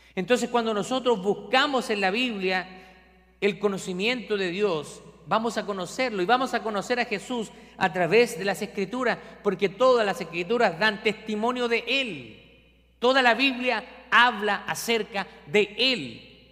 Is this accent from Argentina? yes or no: no; Chile; now in Scranton, United States; yo soy de Chile